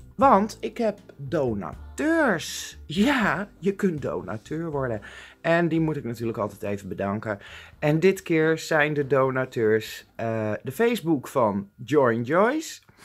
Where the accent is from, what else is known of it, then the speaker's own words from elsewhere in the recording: Amsterdam, North Holland, Netherlands; Ik kom zelf uit Amsterdam.